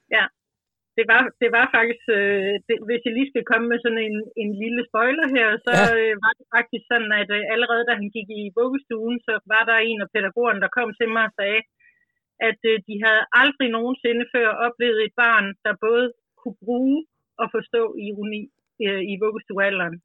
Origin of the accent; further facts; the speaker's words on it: Grenå, Central Denmark Region, Denmark; also born or lived in Vestegnen; now in Ølstykke, Denmark; kommer jeg selv fra Jylland, Grenå nærmere bestemt, og er opvokset